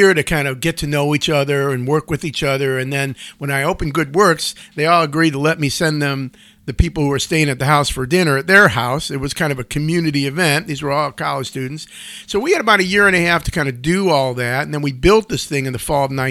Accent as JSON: {"language": "English", "town": "Cleveland Heights", "region": "Ohio", "country": "United States", "tie": "born or raised there", "said": "I grew up in the Cleveland, east side suburbs of Cleveland Heights and University Heights."}